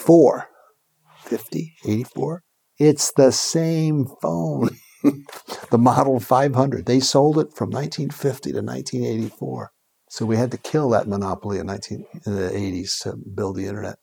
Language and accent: English; New York, United States; I'm from New York